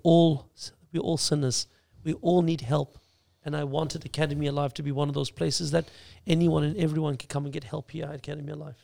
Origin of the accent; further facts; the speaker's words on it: Australia; being Australian born, Aussie born